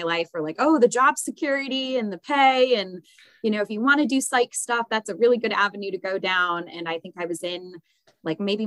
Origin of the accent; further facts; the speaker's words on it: Syracuse, New York, United States; moved away as an adult; also born or lived in Buffalo, New York; now in Wilmington, United States; I grew up in Syracuse